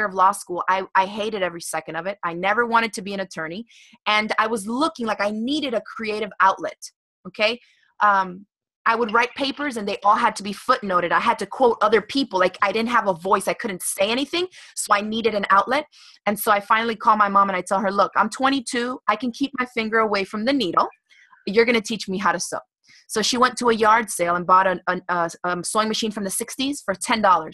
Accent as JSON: {"language": "English", "town": "Miami", "region": "Florida", "country": "United States", "tie": "born or raised there", "said": "I grew up in Miami, Florida"}